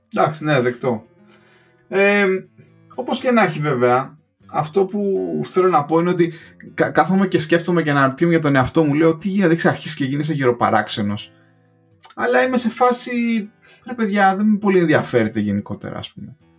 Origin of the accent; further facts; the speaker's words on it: Greece; moved away as an adult; also born or lived in England; now in United Kingdom; έφυγα από την Ελλάδα